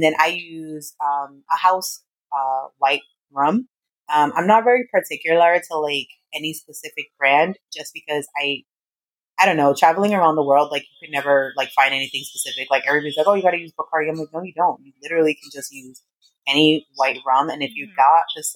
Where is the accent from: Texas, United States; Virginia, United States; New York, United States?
New York, United States; New York City; also born or lived in Brooklyn, New York / San Diego, California; I am originally from the Bronx. Well, I was born in Brooklyn, in New York, but I lived almost my entire life in the Bronx